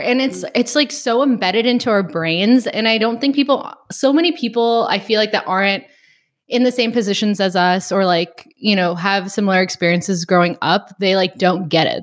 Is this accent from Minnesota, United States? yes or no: no; Chicago, Illinois, United States; moved away as an adult; also born or lived in Gardena, California / Iowa; now in Texas, United States; I'm from the Chicagoland area